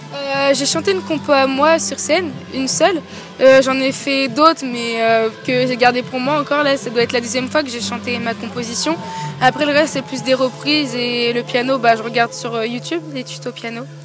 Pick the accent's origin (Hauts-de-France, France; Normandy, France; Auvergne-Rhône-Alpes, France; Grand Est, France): Normandy, France; Elbeuf; j'ai 17 ans et je viens d'Elbeuf.